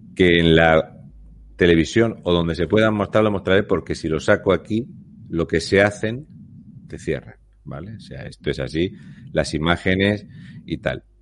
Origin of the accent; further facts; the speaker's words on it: Region of Murcia, Spain; yo soy de Murcia